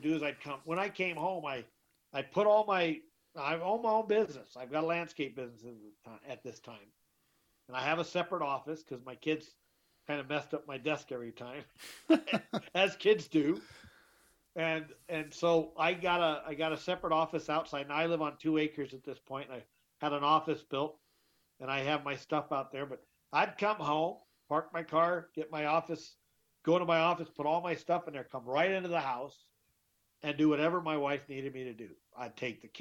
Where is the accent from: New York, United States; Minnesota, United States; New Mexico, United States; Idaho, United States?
Idaho, United States; Twin Falls; also born or lived in Texas / Whittier, California / Southern California; We lived close when we were growing up in Twin Falls, Idaho, in the 70s and 80s